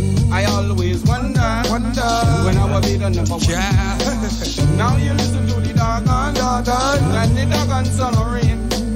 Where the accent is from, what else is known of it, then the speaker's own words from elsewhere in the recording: San Francisco, California, United States; because I grew up in San Francisco.